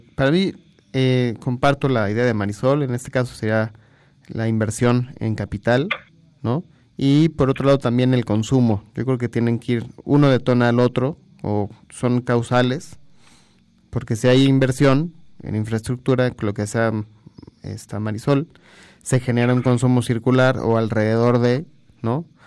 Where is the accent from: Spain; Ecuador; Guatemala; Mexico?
Mexico; tenemos que unirnos como mexicanos todos